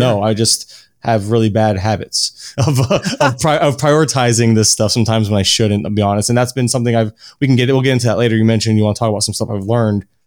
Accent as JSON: {"language": "English", "region": "Florida", "country": "United States", "tie": "born or raised there", "said": "born and raised in Florida, Uh, always, I still live in Florida"}